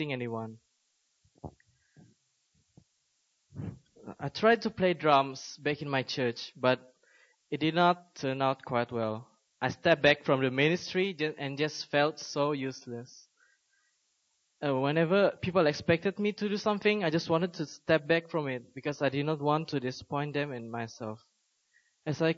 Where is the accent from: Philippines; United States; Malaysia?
Malaysia; moved away as an adult; also born or lived in South Korea; now in Seoul, South Korea; I was born and raised in Malaysia and came to Korea about 6 months ago